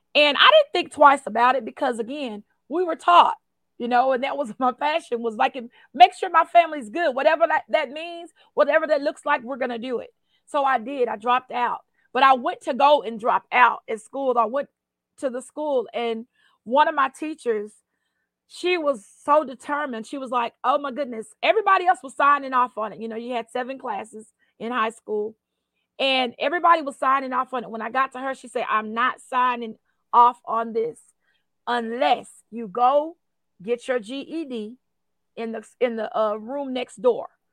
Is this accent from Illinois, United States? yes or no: no; Post, Texas, United States; I grew up in Post, Texas